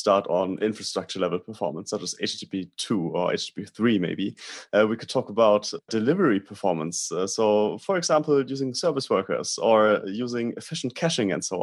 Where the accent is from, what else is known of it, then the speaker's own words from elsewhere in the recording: Germany; I'm from Germany.